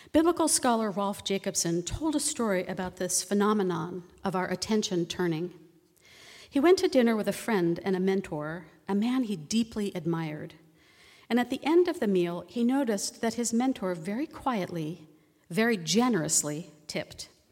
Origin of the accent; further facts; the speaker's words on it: East Coast, United States; also born or lived in Virginia; now in Oregon, United States; I grew up on the East Coast